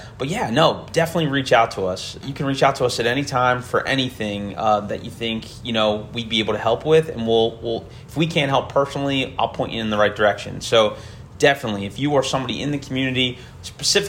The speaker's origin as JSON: {"language": "English", "town": "Camden", "region": "New Jersey", "country": "United States", "tie": "born or raised there", "said": "I was born in Camden."}